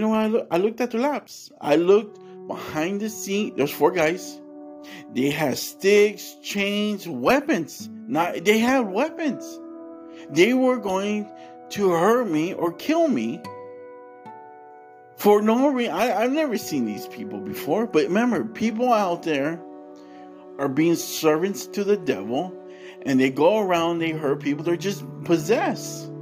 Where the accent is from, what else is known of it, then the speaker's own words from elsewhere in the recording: California, United States; I grew up in California